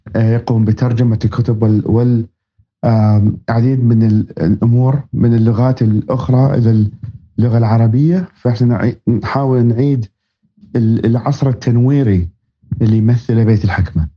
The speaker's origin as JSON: {"language": "Arabic", "town": "Baghdad", "region": "Baghdad Governorate", "country": "Iraq", "tie": "born or raised there", "moved": "yes", "lives_now": "United States", "said": "أصلي من مواليد آه، محافظة بابل في وسط العراق وربيت في العاصمة بغداد"}